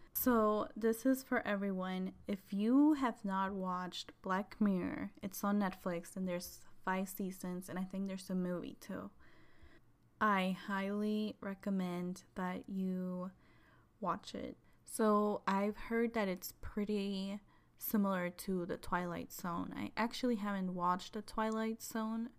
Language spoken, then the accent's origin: English; Chihuahua, Mexico; moved away; I am from Mexico, from Chihuahua, Chihuahua, which is right below Texas